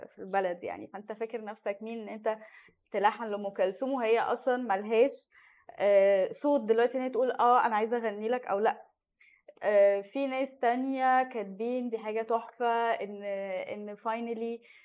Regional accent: Egypt

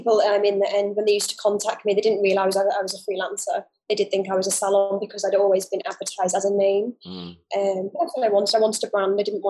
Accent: Dubai, United Arab Emirates; also born or lived in United Kingdom; So I actually grew up in the Middle East. I grew up in Dubai. So I've been here for a long time.

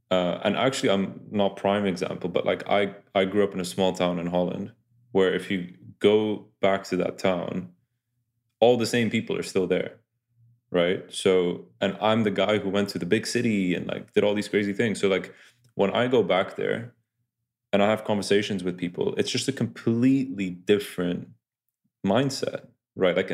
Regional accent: Oxford, South East England, United Kingdom; I'm from Oxford

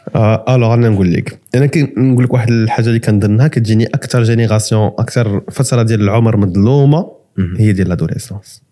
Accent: Morocco; حنا كمغاربة

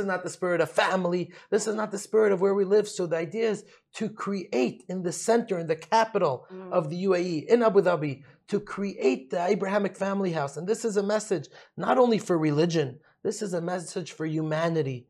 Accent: New York City, New York, United States; moved away as an adult; also born or lived in United Kingdom; now in Dubai, United Arab Emirates; I'm from Brooklyn, New York

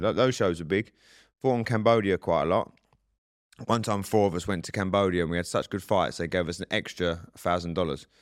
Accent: Southend-on-Sea, East of England, United Kingdom; moved away; my hometown in South End

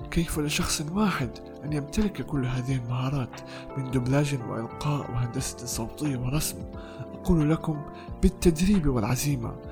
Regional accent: Palestine; accent: Palestinian Arabic; كنت أتحدث باللهجة العامية باللهجة الفلسطينية العامية

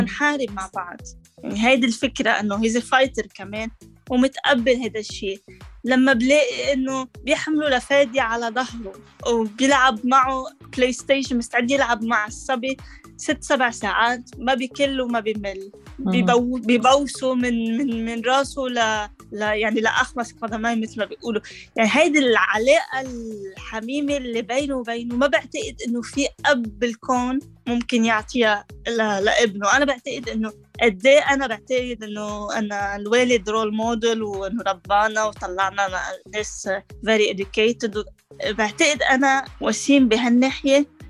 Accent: Lebanon; moved away as an adult; now in Canada; أنا لبنانية

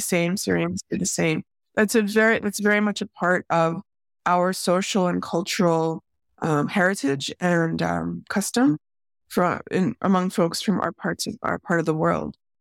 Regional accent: Chicago, Illinois, United States; I grew up in the Chicago area

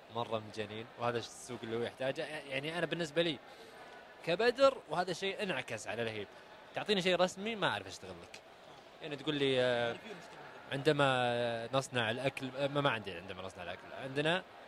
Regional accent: Saudi Arabia; انا كسعودي ستارت اب

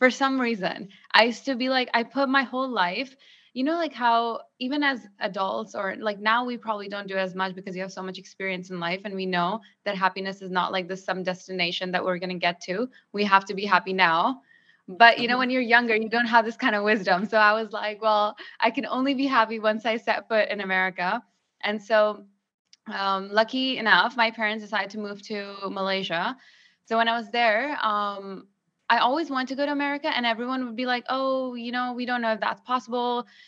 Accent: Pakistan; moved away; So when I grew up in Pakistan, I didn't have as much freedom.

